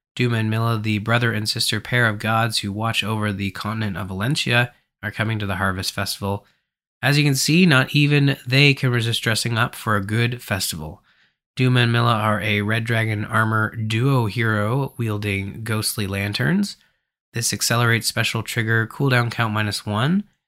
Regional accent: Canada; I'm from Canada

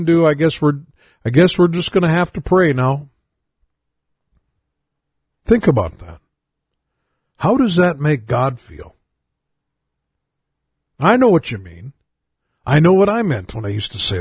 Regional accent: United States; being an American

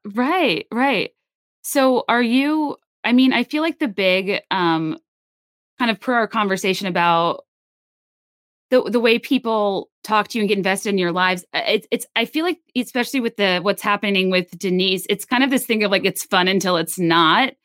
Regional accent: Virginia, United States; I'm from Virginia.

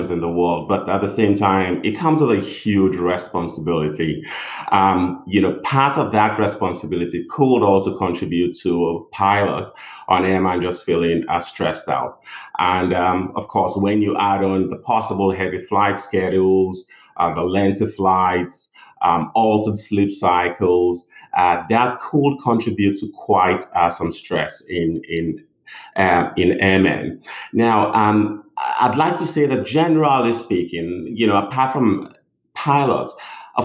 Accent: Nigeria; moved away as an adult; also born or lived in England; now in United States; I'm originally from Nigeria. Did my medical school in Nigeria and moved down to England in 2004

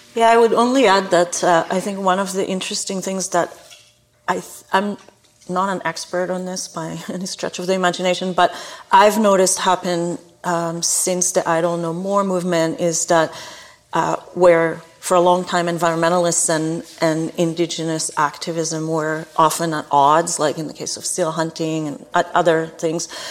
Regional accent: Israel; moved away as an adult; now in Canada; I grew up in Israel where there are four different climates in a tiny little country

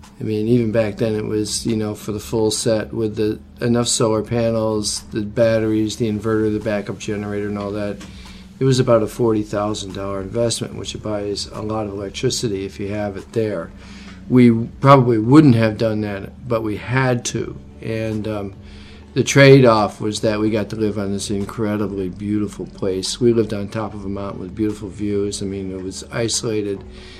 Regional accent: New York, United States; because most of us came from big cities. I came from New York.

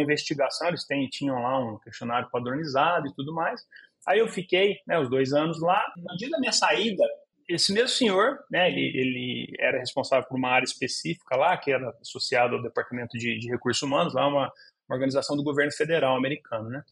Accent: Olímpia, São Paulo, Brazil; first language Portuguese; eu sou de Olímpia, no interior de São Paulo, e passei toda a minha infância, minha adolescência

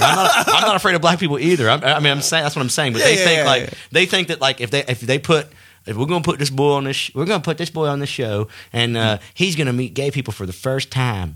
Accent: the South, United States; now in Atlanta, United States; I'm from the South

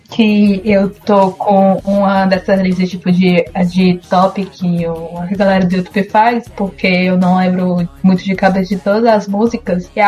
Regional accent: Ceará, Brazil; Você sabe que eu sou cearense, né? Que eu também sou cearense do interior e que praticamente forró tá no meu sangue

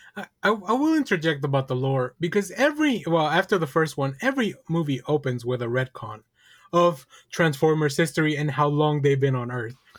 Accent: Texas, United States; growing up in New York and Texas is still very different

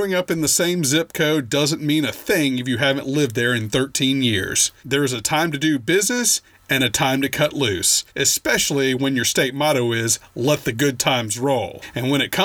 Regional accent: North Louisiana, United States; moved away; also born or lived in Austin; This is my hometown.

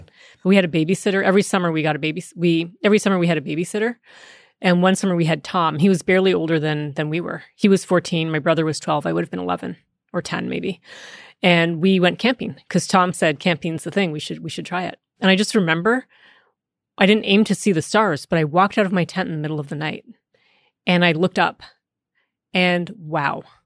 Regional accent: Canada; first language English; I grew up in Canada, where French is supposedly taught to all of us English-speaking Canadians.

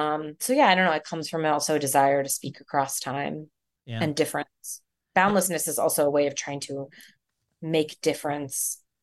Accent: Canada; also born or lived in Philadelphia, United States; I grew up in Canada and from Philly, you know, like, what do I actually really know about Mumbai?

